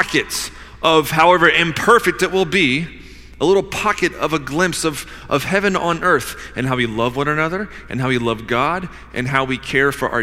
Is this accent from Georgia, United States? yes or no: yes; Georgia, United States; I grew up in Georgia, playing in creeks and climbing trees and shooting cows